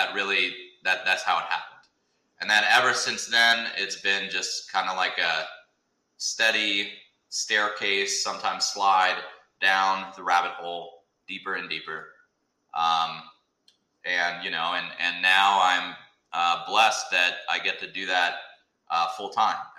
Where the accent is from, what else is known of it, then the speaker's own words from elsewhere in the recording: Birmingham, Alabama, United States; now in Atlanta, United States; I grew up in Birmingham, Alabama